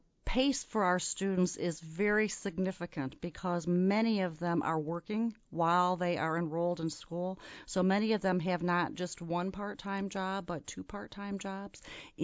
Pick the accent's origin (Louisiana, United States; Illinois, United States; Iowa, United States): Illinois, United States; Wheaton; I grew up in Wheaton, Illinois, which is a Midwestern college town. Wheaton College is in Wheaton, Illinois, and my parents both worked at that college, so I grew up on a college campus.